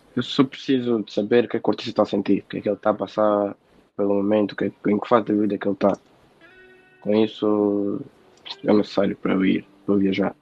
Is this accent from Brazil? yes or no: no; Portugal; tenho 19 anos, nasci em Portugal.